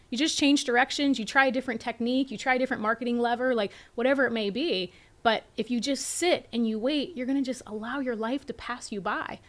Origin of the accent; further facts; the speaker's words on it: Latrobe, Pennsylvania, United States; I pitched in front of a bunch of educated people at Saint Vincent College in my hometown